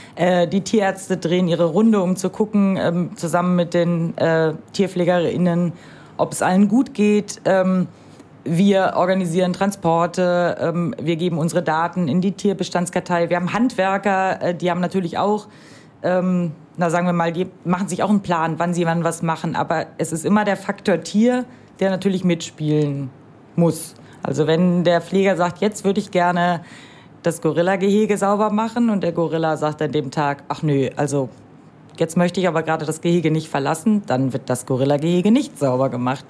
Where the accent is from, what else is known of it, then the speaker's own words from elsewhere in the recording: Rhineland, Germany; moved away; bin ich im Rheinland groß geworden